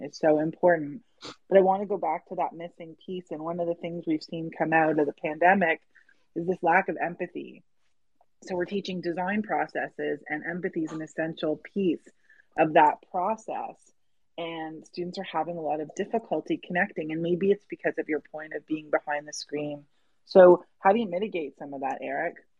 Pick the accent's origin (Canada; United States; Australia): Canada; I'm Canadian